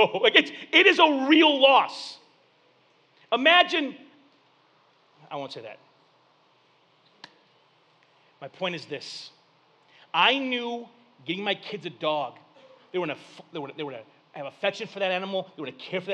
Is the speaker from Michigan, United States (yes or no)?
yes; Flint, Michigan, United States; growing up in Flint